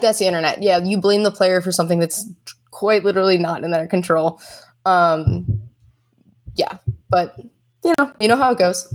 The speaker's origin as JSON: {"language": "English", "town": "Philadelphia", "region": "Pennsylvania", "country": "United States", "moved": "yes", "said": "I'm from Philly, grew up a Sixers fan"}